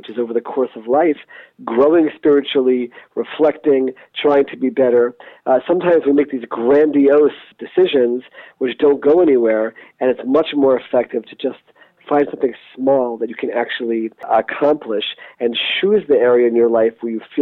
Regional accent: United States; growing up in America

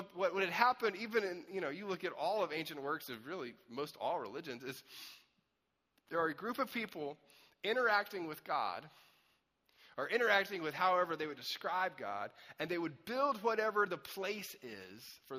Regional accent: Anderson, South Carolina, United States; I grew up in Anderson, South Carolina for a long time, which is like deep south

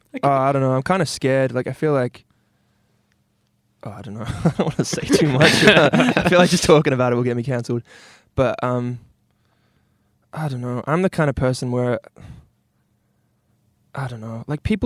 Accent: New Zealand; also born or lived in England; then they came back to New Zealand, and I was like 1 year old. So I'm very much like, you know, Kiwi. I was born in England.

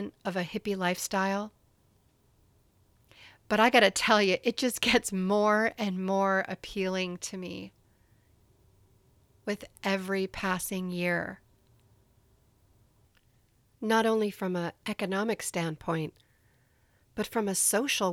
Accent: Canada; where I grew up in Canada

